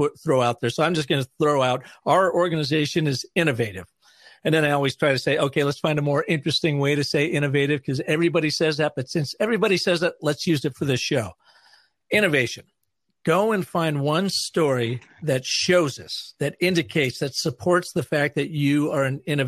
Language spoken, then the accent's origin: English; Seattle, Washington, United States; moved away; our home where I grew up in Seattle, Washington